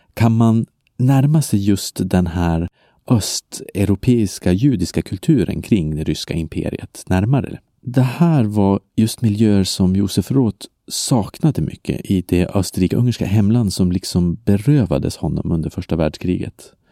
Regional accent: Belgium; now in Sweden; I mitt hemland Belgien

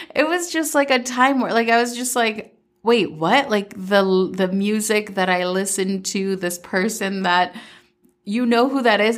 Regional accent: Minnesota, United States; also born or lived in Medellín, Colombia; I was born in Medellin, Colombia, and I moved to Minnesota when I was seven and mostly grew up in Minnesota

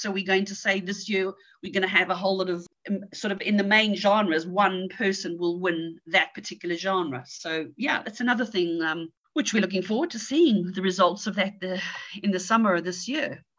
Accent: South Africa; also born or lived in England; now in Spain; I'm, I'm originally from South Africa. I lived a lot of my life in England

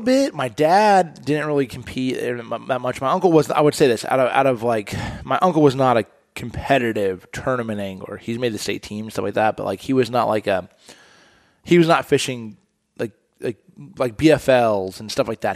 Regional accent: Indianapolis, Indiana, United States; I grew up in Indianapolis, Indiana.

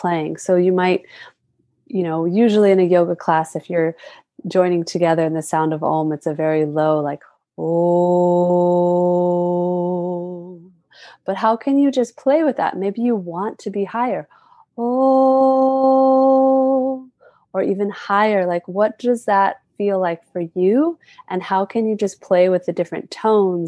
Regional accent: North Carolina, United States; now in Hawaii, United States; I was born and raised in the United States on the mainland in North Carolina

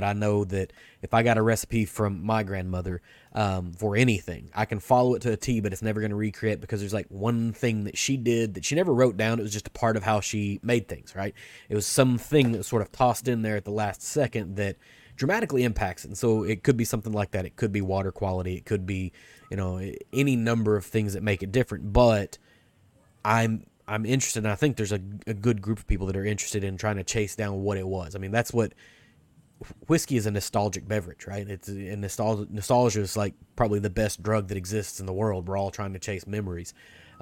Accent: Kentucky, United States; I'm from Kentucky

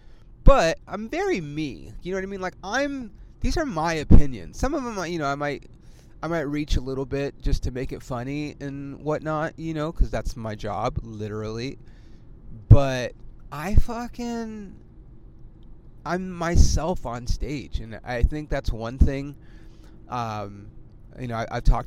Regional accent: California, United States; I'm from California

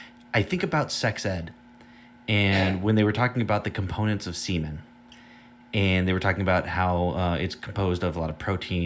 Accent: San Diego, California, United States; I grew up closer to the Styx part of San Diego, like in East County

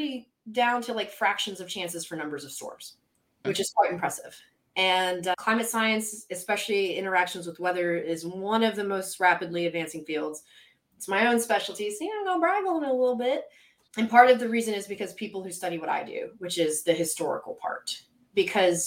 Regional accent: Mississippi coast, United States; also born or lived in Pennsylvania; I grew up on the Mississippi coast

